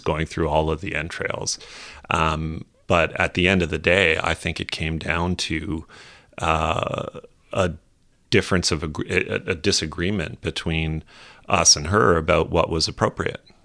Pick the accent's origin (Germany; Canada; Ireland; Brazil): Canada; as a Canadian, a Canadian citizen, a private Canadian citizen these days